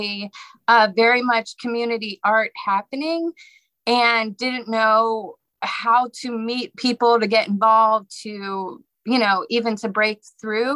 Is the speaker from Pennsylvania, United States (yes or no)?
yes; Pittsburgh, Pennsylvania, United States; also born or lived in New Orleans; now in Savannah, United States; I moved here from New Orleans. I'm originally from Pittsburgh